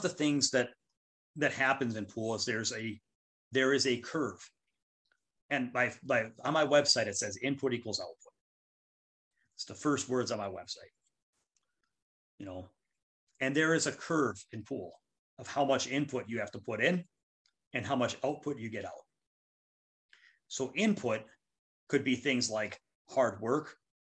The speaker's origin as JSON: {"language": "English", "region": "Minnesota", "country": "United States", "said": "my home state"}